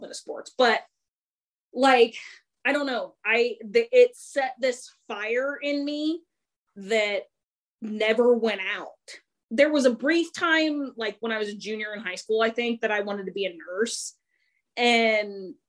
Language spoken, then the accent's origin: English; Kansas, United States; moved away as an adult; also born or lived in Colorado; now in Texas, United States; I'm born and raised in Kansas